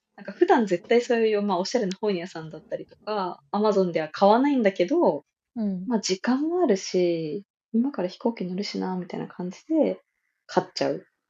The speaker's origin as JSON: {"language": "Japanese", "region": "Kyushu", "country": "Japan", "tie": "born or raised there", "moved": "yes", "said": "我々の地元九州では"}